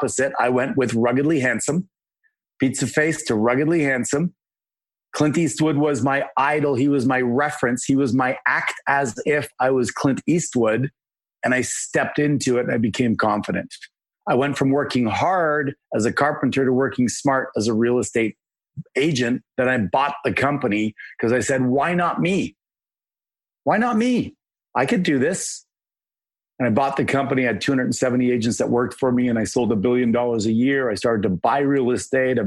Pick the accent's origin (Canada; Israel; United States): Canada; I'm a Canadian